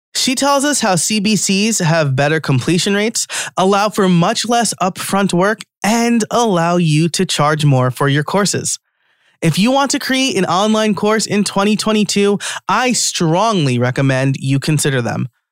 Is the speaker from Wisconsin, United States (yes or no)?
no; New York, United States; I'm from New York and I'm Italian